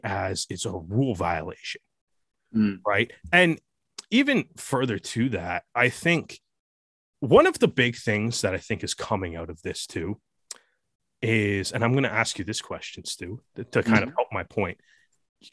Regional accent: Canada; I'm Canadian

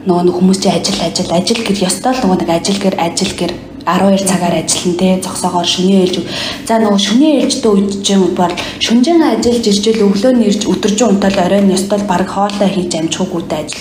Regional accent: Mongolia; moved away as an adult; now in Czech Republic; манай Монголд

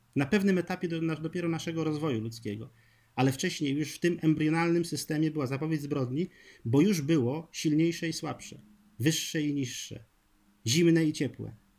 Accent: Poland; z Prus Zachodnich, skąd pochodzę

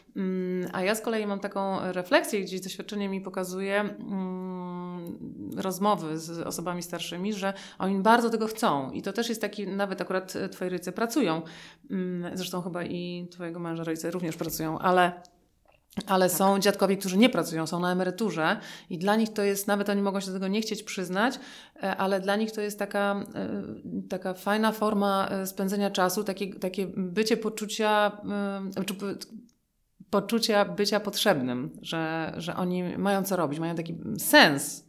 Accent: Warsaw, Masovian Voivodeship, Poland; my jesteśmy obie z Warszawy

